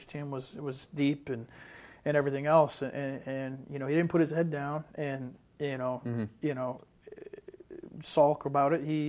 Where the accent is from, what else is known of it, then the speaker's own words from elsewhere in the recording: Northeast, United States; you know, I'm from the Northeast, so I take a liking to him.